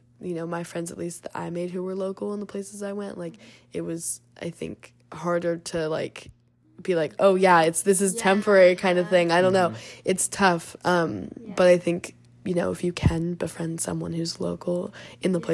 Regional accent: United States; as an American

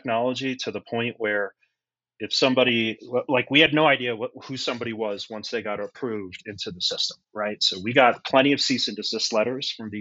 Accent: United States; also born or lived in Pennsylvania; I grew up just outside of New York City.

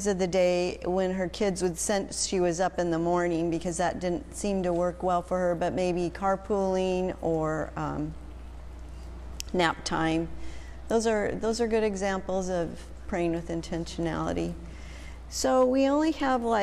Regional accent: Albuquerque, New Mexico, United States; I was born in Albuquerque

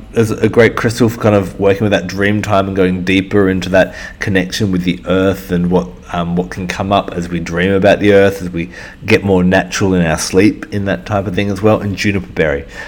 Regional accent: Perth, Western Australia, Australia; moved away as an adult; also born or lived in Melbourne; I'm from Perth

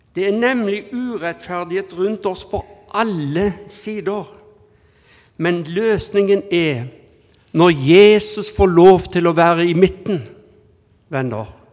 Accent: Haugesund, Rogaland, Norway; now in Bergen, Norway; jeg er fra Haugesund, så er jeg araber

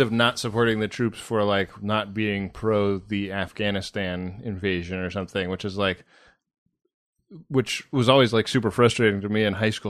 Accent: Bay Area, California, United States; moved away as an adult; also born or lived in New York; I grew up in the Bay Area.

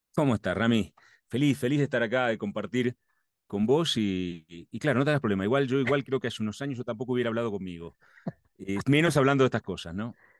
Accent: Argentina; Soy argentino que me formé

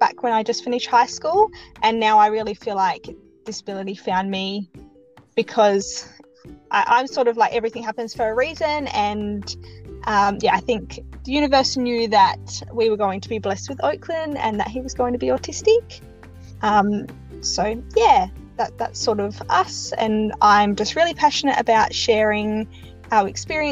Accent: South Australia, Australia; I'm from South Australia, in Australia.

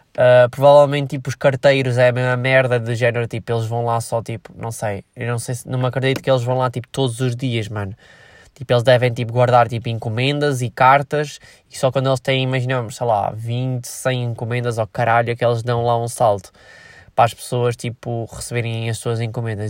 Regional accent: Viseu, Centro, Portugal; Eu sou de Viseu

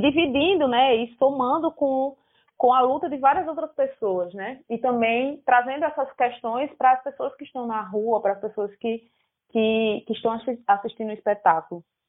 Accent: Paraíba, Brazil; como paraibano

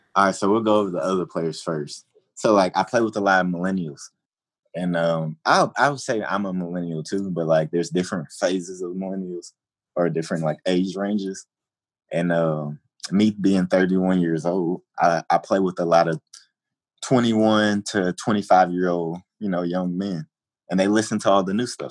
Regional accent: Atlanta, Georgia, United States; moved away as an adult; now in Chicago, United States; I came from Atlanta and came to Chicago

